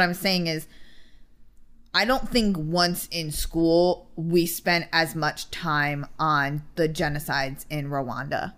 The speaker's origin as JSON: {"language": "English", "region": "Connecticut", "country": "United States", "tie": "born or raised there", "said": "I grew up in Connecticut"}